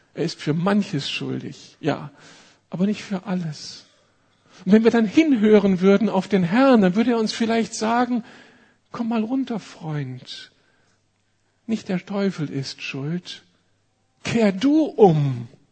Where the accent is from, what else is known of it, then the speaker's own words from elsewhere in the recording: Berlin, Germany; Wir als Berliner